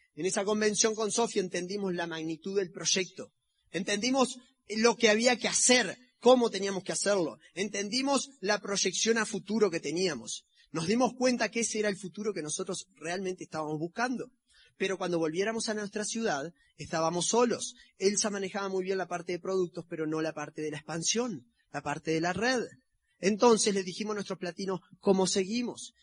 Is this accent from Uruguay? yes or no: yes; Uruguay; somos los uruguayos